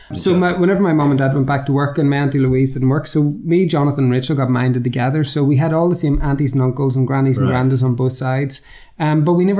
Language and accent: English; Lurgan, Northern Ireland, United Kingdom; I grew up in Lurgan in County Armagh